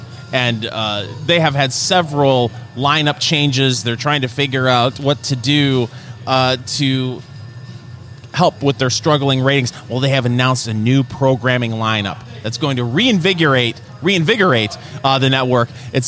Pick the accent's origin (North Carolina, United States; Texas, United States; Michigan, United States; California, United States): Michigan, United States; from Michigan.